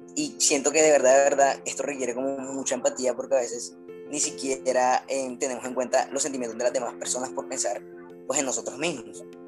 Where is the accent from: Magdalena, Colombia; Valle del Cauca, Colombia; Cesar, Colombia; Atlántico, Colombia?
Atlántico, Colombia; Barranquilla; como siempre acompañándoles de Barranquilla. Acá les mando un saludo desde mi tierrita caliente